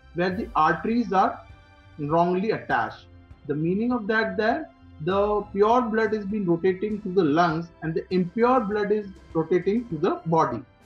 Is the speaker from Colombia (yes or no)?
no; Udaipur, Rajasthan, India; born and brought up in Udaipur.